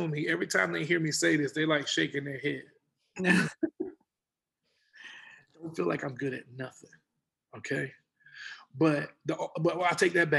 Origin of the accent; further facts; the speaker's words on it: Texas, United States; And my cousins used to tease me, you know, all the time, because we're from Texas. And I was like a country boy.